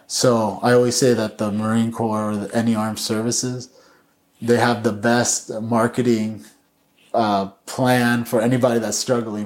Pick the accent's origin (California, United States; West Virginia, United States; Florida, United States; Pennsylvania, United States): California, United States; Chino; I grew up in Chino